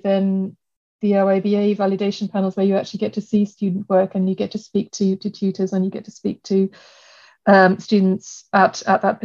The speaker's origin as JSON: {"language": "English", "country": "Germany", "tie": "born or raised there", "also_born_or_lived": "Sheffield", "moved": "as an adult", "lives_now": "London, United Kingdom", "said": "I grew up in Germany"}